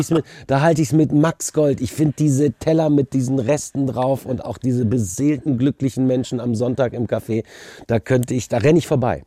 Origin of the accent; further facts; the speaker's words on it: Düsseldorf, North Rhine-Westphalia, Germany; moved away as an adult; now in Berlin, Germany; ich komme aus Düsseldorf